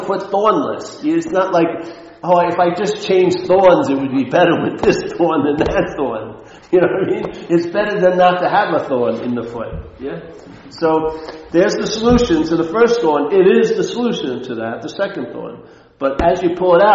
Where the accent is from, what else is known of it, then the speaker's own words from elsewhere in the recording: Long Island, New York, United States; moved away; I take the train back from Manhattan to Long Island